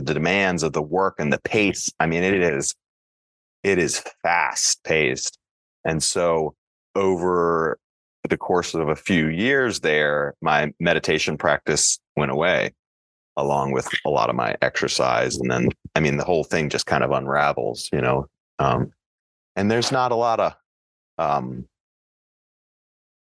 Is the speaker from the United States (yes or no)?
yes; Frederick, Maryland, United States; lower middle class kid from Frederick, Maryland